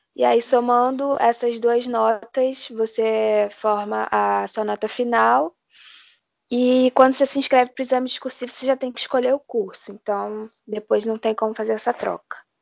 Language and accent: Portuguese; Rio de Janeiro, Brazil; eu sou do Rio de Janeiro